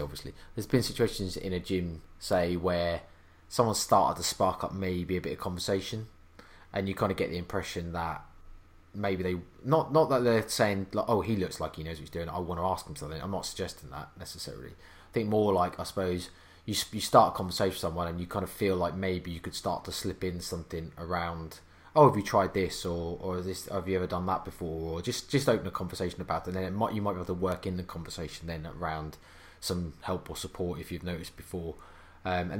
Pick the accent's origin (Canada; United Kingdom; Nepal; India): United Kingdom; I'm British